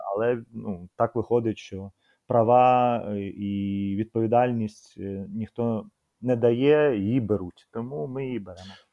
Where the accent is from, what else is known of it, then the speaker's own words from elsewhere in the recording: Kyiv, Ukraine; ми з братом народилися в Києві